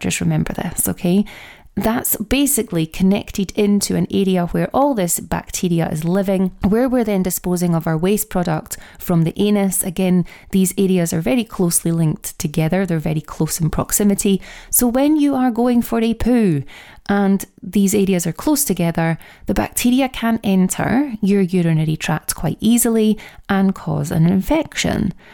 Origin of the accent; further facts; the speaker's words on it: Scotland, United Kingdom; accent: Scottish; my Scottish accent